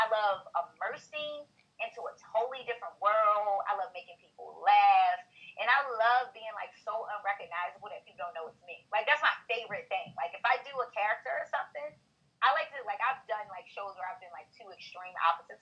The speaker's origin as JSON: {"language": "English", "town": "Baltimore", "region": "Maryland", "country": "United States", "said": "I'm really from Baltimore side"}